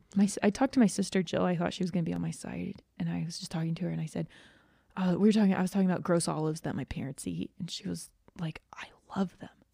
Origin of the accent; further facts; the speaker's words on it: Georgia, United States; moved away; I grew up in Georgia, so I'm very familiar with humidity and heat